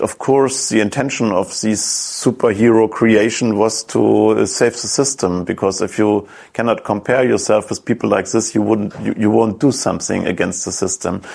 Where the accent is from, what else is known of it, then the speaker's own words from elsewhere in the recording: East Germany, Germany; English is a second language; when I grew up in East Germany, these resistance fighters were always superheroes